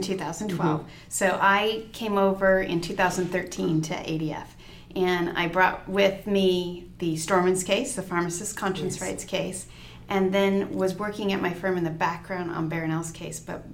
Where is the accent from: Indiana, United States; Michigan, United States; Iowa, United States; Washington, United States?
Washington, United States; moved away as an adult; also born or lived in Seattle; now in Arizona, United States; I've spent my whole life there, except while I was in law school, so born and raised in Washington.